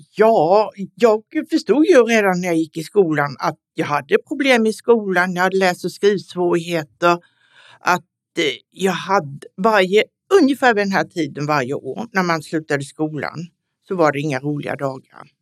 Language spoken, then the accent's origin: Swedish; Stockholm, Stockholm County, Sweden; är 76 år och kommer från Stockholm